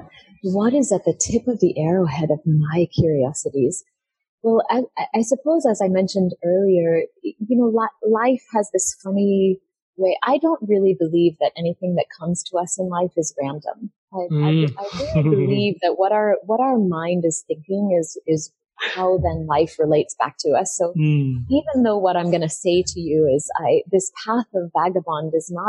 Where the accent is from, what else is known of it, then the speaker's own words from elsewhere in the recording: United States; moved away; I was born in America